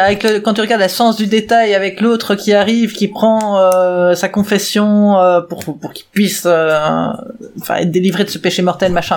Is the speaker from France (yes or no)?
no; Belgium; je suis belge aussi